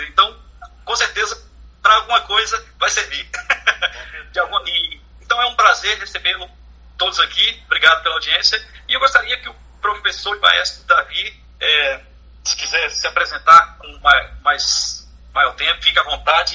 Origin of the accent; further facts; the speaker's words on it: Brasília, Federal District, Brazil; nós que somos aqui de Brasília